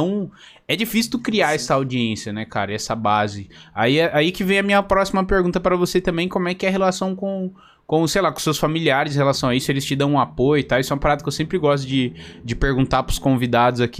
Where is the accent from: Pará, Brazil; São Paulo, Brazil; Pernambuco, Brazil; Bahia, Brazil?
Pará, Brazil; Belém; Sou de Belém, no Pará